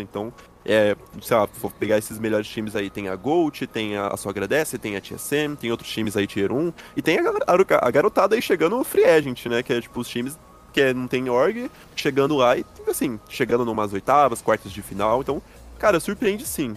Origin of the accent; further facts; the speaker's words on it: Brazil; eu sou brasileiro